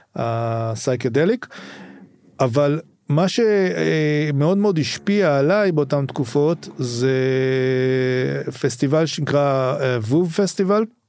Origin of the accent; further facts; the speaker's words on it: Rehovot, Central District, Israel; also born or lived in a kibbutz; אני גדלתי קודם בקיבוץ ואחרי זה בגיל די מוקדם עברנו לרחובות